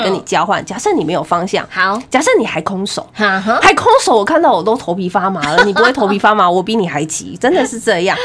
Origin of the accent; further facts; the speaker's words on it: Taiwan; 身为台湾人做骄傲